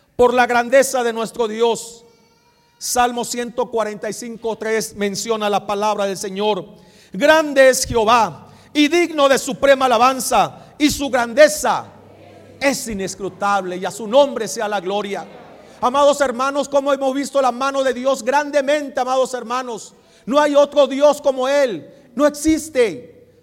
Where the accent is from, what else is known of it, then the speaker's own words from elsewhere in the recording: Mexico; somos mexicanos, pero nuestra nacionalidad allá está